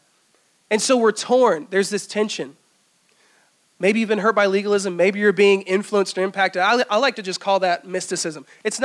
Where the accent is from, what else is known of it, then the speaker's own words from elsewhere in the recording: Greenville, South Carolina, United States; also born or lived in Easley; I grew up here in Greenville